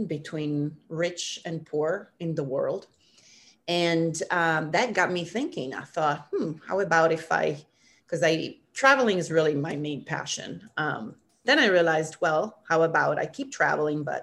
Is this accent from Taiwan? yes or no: no; Milan, Lombardy, Italy; moved away as an adult; also born or lived in Missouri, United States / Africa / Central America; now in San Francisco, United States; I'm originally from Milan, Italy. But I've lived in the States for, I would say, the majority